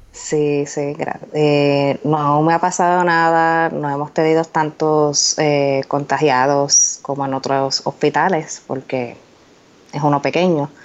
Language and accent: Spanish; Puerto Rico; moved away as an adult; now in Indiana, United States; Yo soy de Puerto Rico, pero hace más de cinco años Vivo en Indiana, Estados Unidos.